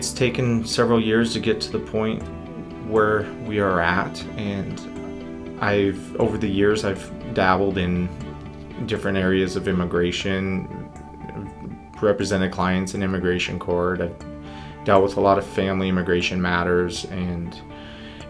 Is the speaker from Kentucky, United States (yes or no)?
no; Northern California, United States; moved away; also born or lived in Utah / Ontario, Canada; I was born and raised in California, in a small town in Northern California in the Redwood Forest